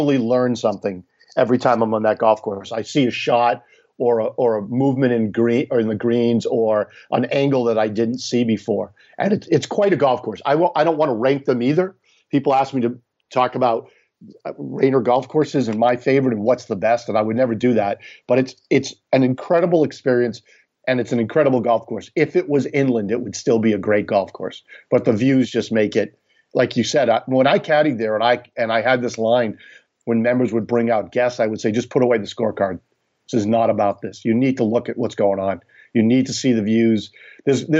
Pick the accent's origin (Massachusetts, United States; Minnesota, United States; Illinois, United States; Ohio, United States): Massachusetts, United States; central; now in Connecticut, United States; growing up in Massachusetts, we're not talking about Rayner, you know, where I came from in central Massachusetts